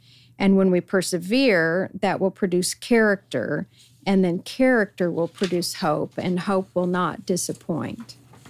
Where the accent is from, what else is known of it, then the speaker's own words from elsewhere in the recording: Colorado, United States; unlike where I grew up in Colorado.